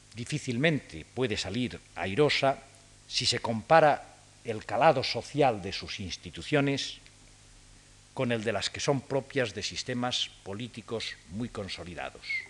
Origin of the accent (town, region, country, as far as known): Spain